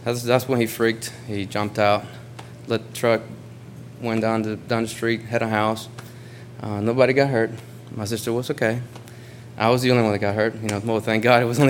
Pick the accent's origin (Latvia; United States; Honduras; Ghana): Honduras; moved away; I'm originally from Honduras